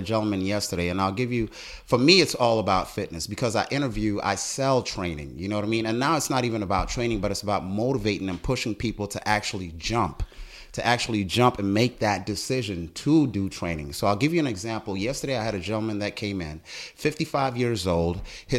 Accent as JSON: {"language": "English", "country": "South Africa", "also_born_or_lived": "Botswana", "moved": "yes", "lives_now": "United States", "said": "You know, I was born in Botswana. Long story short, and you'll see this, it's all in the book. South African, came to America because of apartheid."}